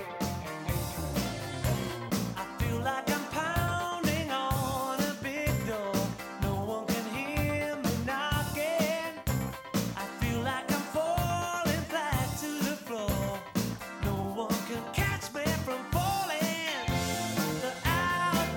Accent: Salt Lake City, Utah, United States; moved away; I am originally from Salt Lake City, Utah

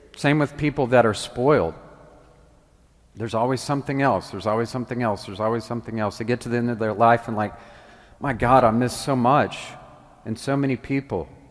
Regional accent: the South, United States; also born or lived in Washington; now in Memphis, United States; I came from the South where everybody has Southern hospitality

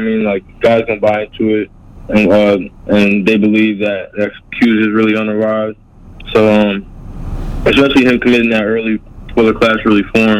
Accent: Long Island, New York, United States; now in Florida, United States; I'm originally from New York. I'm from Long Island

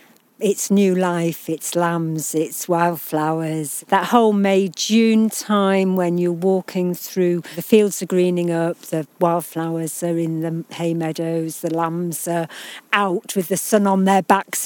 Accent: Yorkshire and the Humber, United Kingdom; We grew up in the West Riding, that's right.

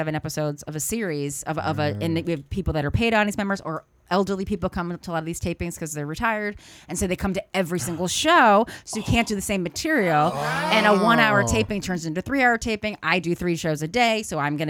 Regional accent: Connecticut, Massachusetts, New England, United States; moved away as an adult; also born or lived in New York; now in California, United States; I'm from Connecticut, Massachusetts, a New England person

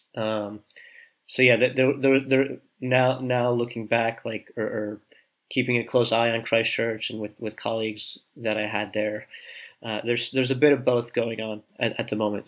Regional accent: New Jersey, United States; moved away as an adult; also born or lived in Boulder, Colorado / Saint-Étienne, France; now in France; I grew up in New Jersey, about half an hour from New York, really in the suburbs of New York

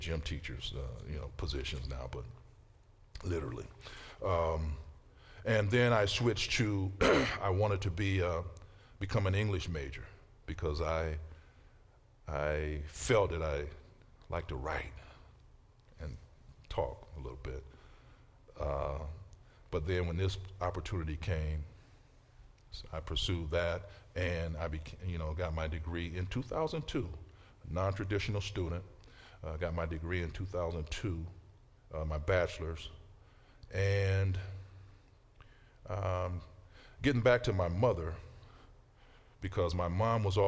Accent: Canton, Ohio, United States; I came from the southwest end of Canton, the southeast end, went to Lathrop, you know. I ran these halls

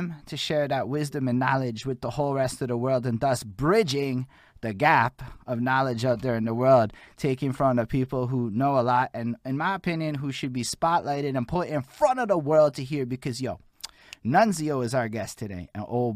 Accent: Montreal, Quebec, Canada; I'm from Montreal.

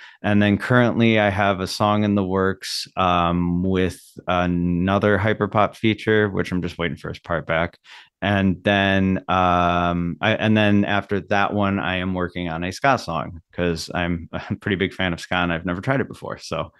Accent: Milwaukee, Wisconsin, United States; you know, like I'm from Milwaukee. I've been wanting to represent Milwaukee for a while.

